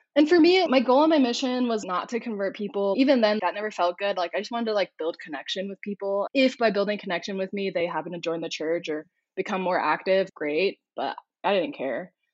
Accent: Corona, California, United States; moved away as an adult; also born or lived in Houston, Texas; now in Salt Lake City, United States; I'm originally from California, like born and raised in California. Ironically, it's called Corona.

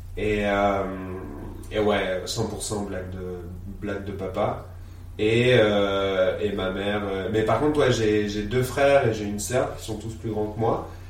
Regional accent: Reuilly, Centre-Val de Loire, France; also born or lived in Vierzon, Cher; je suis quelqu'un qui a grandi à Reuilly dans l'Indre

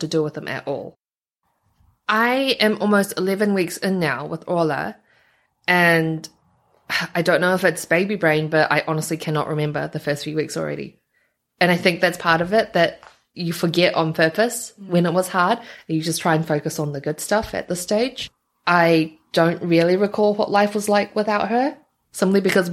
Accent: New Zealand; also born or lived in Taiwan; I grew up in New Zealand

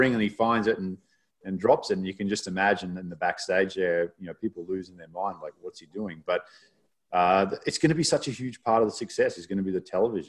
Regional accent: Sweetwater, Texas, United States; It's like, oh, I'm from Sweetwater, Texas.

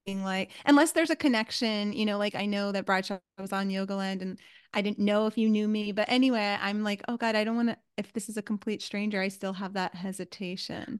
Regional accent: New York City, New York, United States; moved away; I was from New York City

